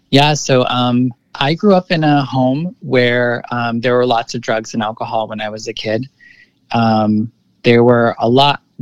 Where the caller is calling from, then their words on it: San Francisco, California, United States; I'm currently living in the lower Haight of San Francisco. So, I've been here for a few years now.